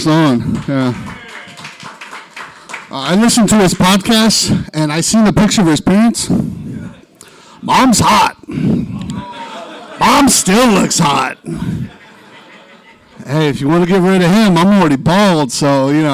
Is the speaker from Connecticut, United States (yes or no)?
no; Stockton, California, United States; being from Stockton